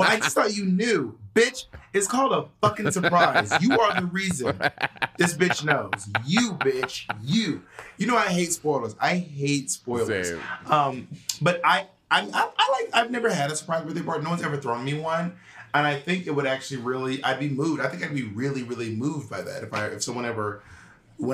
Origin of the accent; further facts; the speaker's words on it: Atlanta, Georgia, United States; I'm from Atlanta, not East Bumblefuck down south. I'm from Atlanta, Georgia